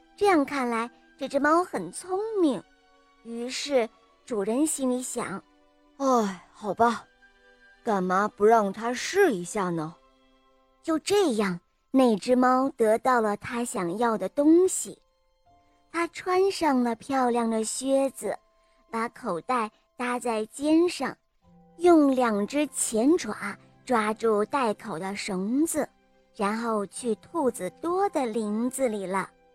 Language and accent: Chinese; Rizhao, Shandong, China; 我今年六岁了。我来自山东省日照市